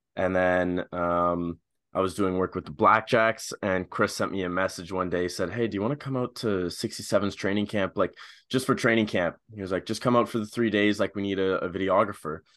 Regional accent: Ottawa, Ontario, Canada; I'm from Ottawa

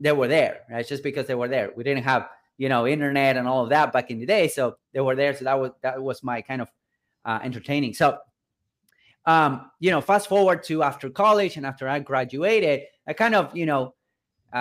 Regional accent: Buenos Aires, Argentina; I'm originally from Buenos Aires, from Argentina and South America, right? I was born and raised here in a kind of a middle-class family in a third world country

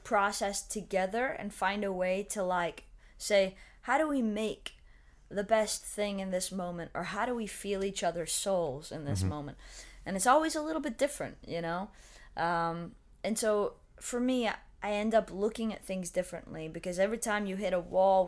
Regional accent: Madrid, New York, United States; now in Nashville, United States; I came from Madrid, New York, and it's a very, very small town close to the border of Canada

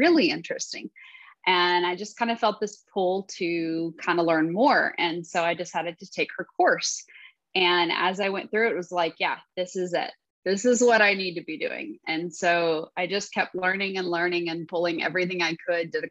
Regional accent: Texas, United States; I am from Texas. I have lived here pretty much all my life

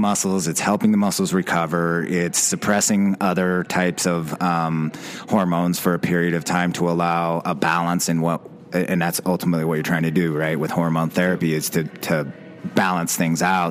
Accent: Utah, United States; I was born and raised in Utah, and moved away, came back

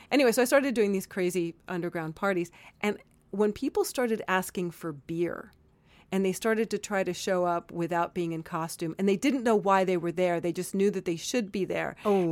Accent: Miami, Florida, United States; Growing up in Miami, it was very Republican

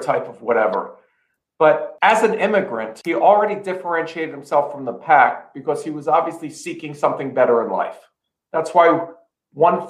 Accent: Philadelphia, Pennsylvania, United States; growing up in Philadelphia in a row house

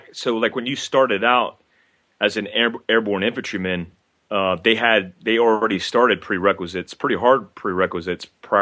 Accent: Fort Ord, California, United States; born there; I was in fact I'm about an hour and a half right now from Fort Ord, but I was born in Fort Ord, and my dad was in the infantry in Fort Ord.

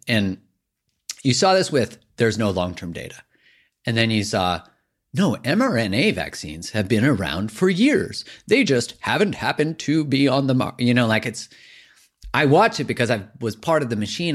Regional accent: Canada; I'm Canadian

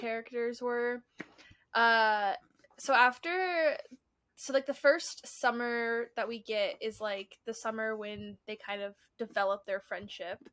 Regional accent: Colorado, United States; We're from Colorado

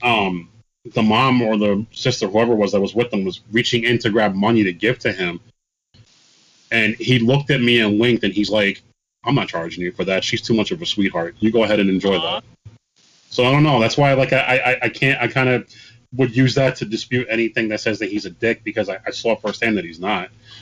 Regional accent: New York City, New York, United States; we're both from the Bronx

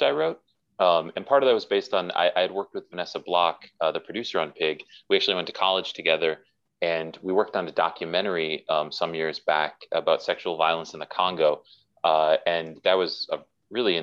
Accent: Milwaukee, Wisconsin, United States; I was raised in Milwaukee, Wisconsin

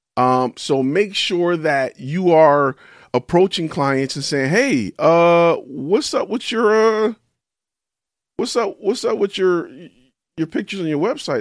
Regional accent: Detroit, Michigan, United States; I'm from Detroit

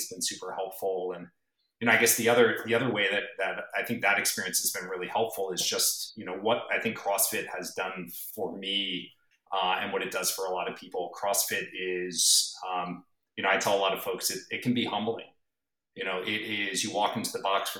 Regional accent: East Coast, United States; moved away as an adult; also born or lived in San Diego / Bay Area; now in Woodside, United States; I grew up on the East Coast

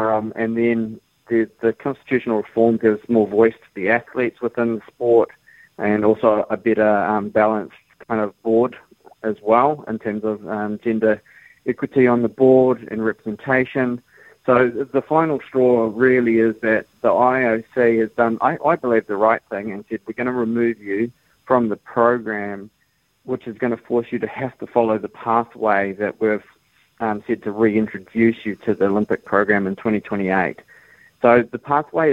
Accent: New Zealand; Being proud Kiwi country kid, grew up, did the hard work

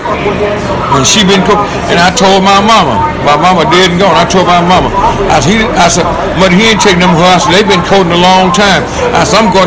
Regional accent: Jackson and Grove Hill, Alabama, United States; moved away as an adult; also born or lived in Los Angeles / Chicago / Detroit; my hometown, Jackson and Grove

